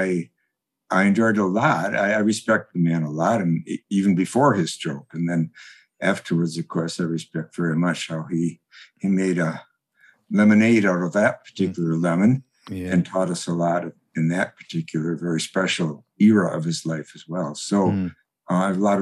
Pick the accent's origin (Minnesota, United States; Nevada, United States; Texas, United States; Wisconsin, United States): Wisconsin, United States; Madison; I grew up in Wisconsin, Madison, Wisconsin